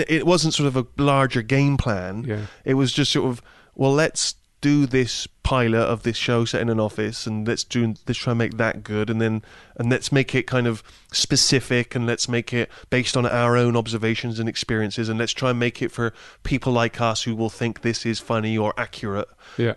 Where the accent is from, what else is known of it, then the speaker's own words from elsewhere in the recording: Bristol, South West England, United Kingdom; moved away; when I was growing up in Bristol